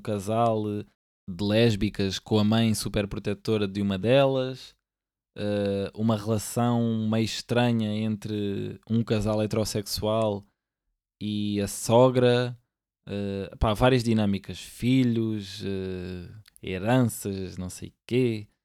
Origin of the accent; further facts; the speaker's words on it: Lisbon, Portugal; eu aqui sou do Benfica, mas porquê? Porque eu nasci cá